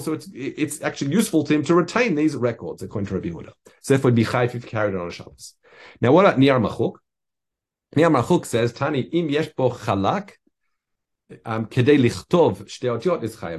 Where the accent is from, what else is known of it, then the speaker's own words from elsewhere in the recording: Australia; I grew up in Australia